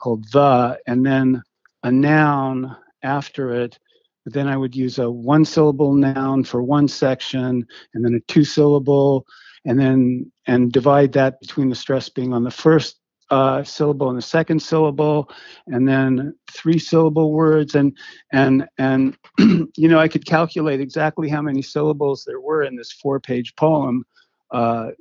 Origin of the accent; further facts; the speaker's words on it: Berkeley, California, United States; also born or lived in Manhattan, New York; I grew up in Berkeley basically